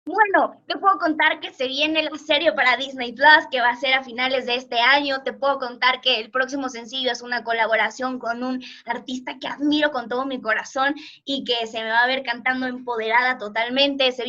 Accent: Portugal; Spanish is a second language; mi español es muy malo, la verdad es que soy portuguesa

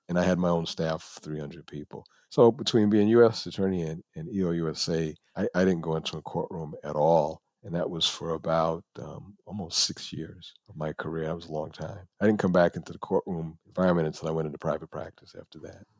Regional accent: New York City, New York, United States; moved away; also born or lived in Buffalo, New York; I am from the Bronx, New York.

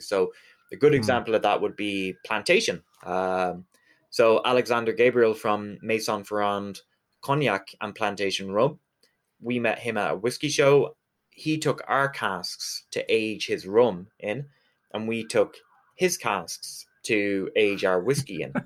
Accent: Galway, Connacht, Ireland; I'm from Galway, which in Irish is Galiev

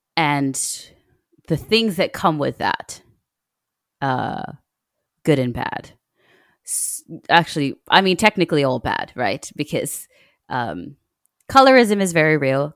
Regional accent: Australia; moved away as an adult; now in Kenya; I grew up in Australia

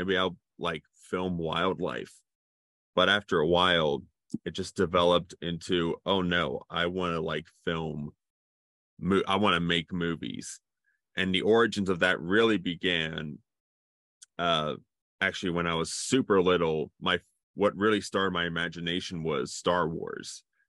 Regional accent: Cincinnati, Ohio, United States; also born or lived in North Carolina; So technically I was born in North Carolina, but I lived most of my life here in Cincinnati.

